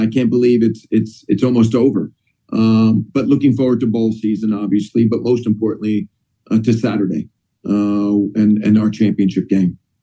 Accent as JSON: {"language": "English", "region": "Northeast", "country": "United States", "tie": "born or raised there", "also_born_or_lived": "Indiana", "moved": "yes", "said": "growing up in the Northeast"}